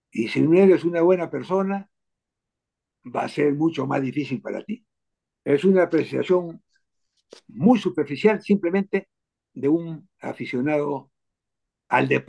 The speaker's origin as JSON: {"language": "Spanish", "region": "Berlin", "country": "Germany", "tie": "born there", "said": "Me ha dado oportunidad de recordar que yo nací en Alemania, en Berlín, justamente porque mi padre estaba allá"}